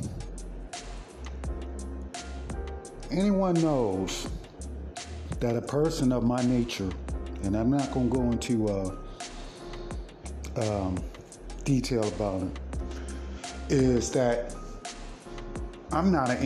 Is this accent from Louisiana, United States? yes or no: no; Baltimore, Maryland, United States; I'm from Baltimore